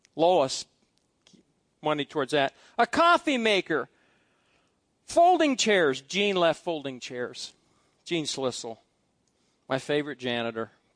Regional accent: Fairbury, Nebraska, United States; the Big Rock in Fairbury, Nebraska, because it's a big rock that's been there for hundreds of thousands of years. And that's where my father carved his name on that big rock, and some of you know where the big rock is. It's, it's something that, that represents my growing up, my family, my hometown

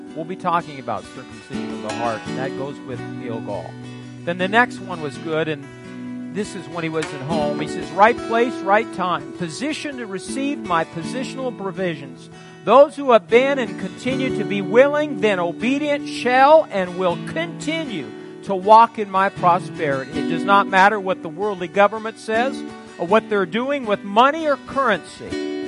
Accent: Fairbury, Nebraska, United States; I graduated from junior college in my hometown of Fairbury.

